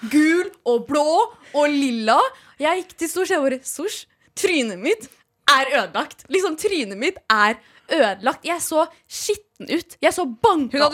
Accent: Norway; Jeg er norsk, men jeg vet hva det betyr.

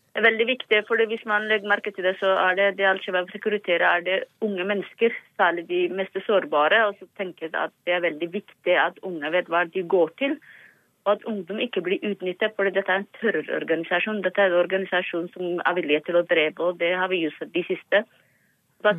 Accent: Somalia; now in Norway; vi som somaliere

